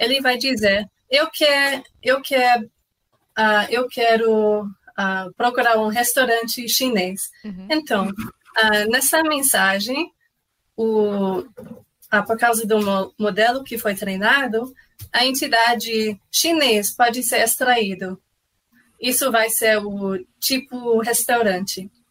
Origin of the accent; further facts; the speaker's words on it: Canada; Portuguese is a second language; moved away; eu não sou brasileira. Ah, eu sou canadense, então, ah, sim, eu tenho um sotaque